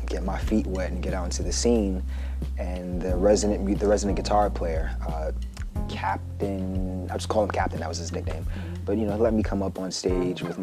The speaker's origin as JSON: {"language": "English", "town": "New York City", "region": "New York", "country": "United States", "said": "I'm originally from Long Island City. I claim Queensbridge and Ravenswood, even though technically I'm from Ravenswood, but my family's from Long Island City, Queens."}